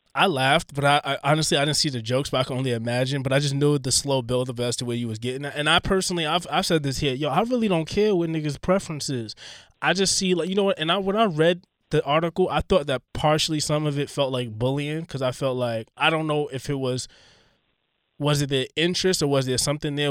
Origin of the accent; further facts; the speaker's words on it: New York City, New York, United States; I'm from Queens